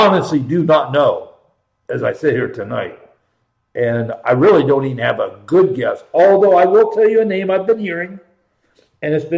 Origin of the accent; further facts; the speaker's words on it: Columbus, Ohio, United States; born and raised in Columbus